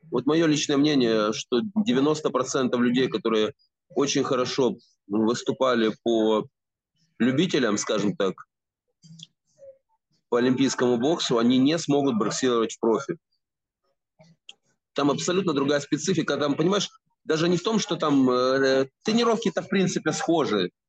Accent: Kyiv, Ukraine; я киевлянин и, э, соответственно, жил и работал в Киеве.

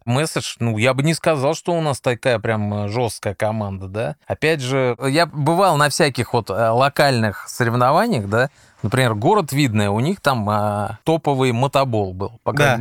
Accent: Moscow, Russia; я москвич, поэтому, естественно, я останусь на все выходные. Как говорится, здесь мой дом, здесь угу. моя мама

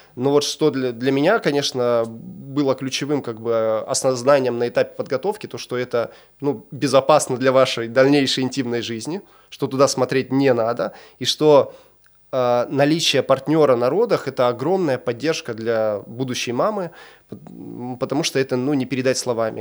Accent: Chelyabinsk, Chelyabinsk Oblast, Russia; also born or lived in Argentina; Мы сами из Челябинска

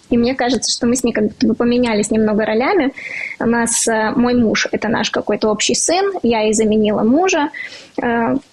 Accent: Riga, Latvia; now in Moscow, Russia; Я из Риги, из Латвии. Четыре года я уже живу в Москве.

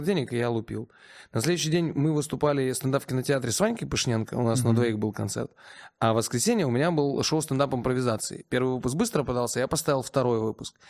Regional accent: Omsk, Omsk Oblast, Russia; в родном городе

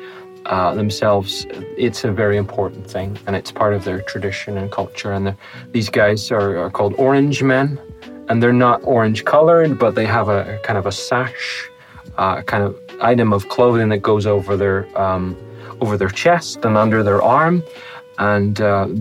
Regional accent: Northern Ireland, United Kingdom; I call myself Northern Irish.

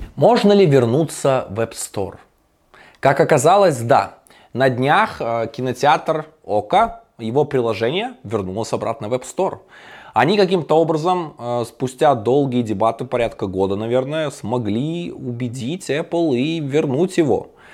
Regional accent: Belarus; я ж белорус

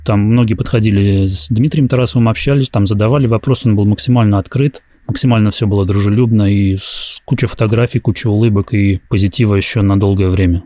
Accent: Russia; я из России

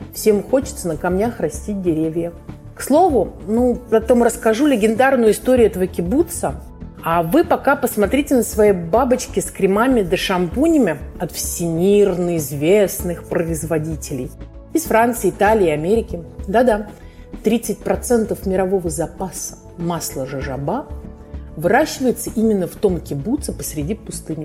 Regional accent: Moscow, Russia; now in Israel; Я сама из Москвы

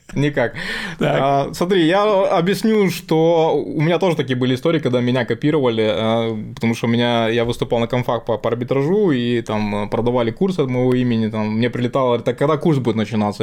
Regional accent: Ukraine; я сам из Украины

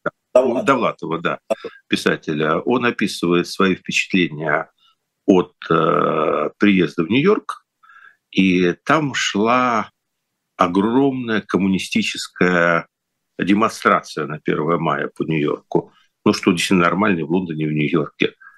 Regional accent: Kyiv, Ukraine; moved away; в Киев что для меня ну родной

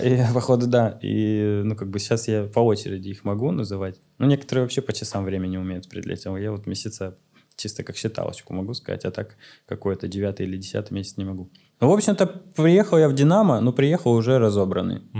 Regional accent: Omsk, Omsk Oblast, Russia; moved away; also born or lived in Saint Petersburg; я вернулся в Омск, в родной город Омск

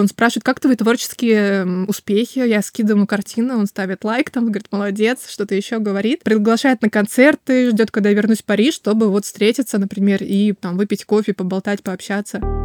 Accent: Kaliningrad, Kaliningrad Oblast, Russia; Я родилась с ощущением, что я хочу отсюда сбежать из Калининграда

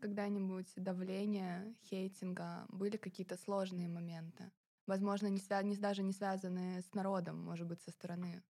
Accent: Kaliningrad, Kaliningrad Oblast, Russia; born or raised there

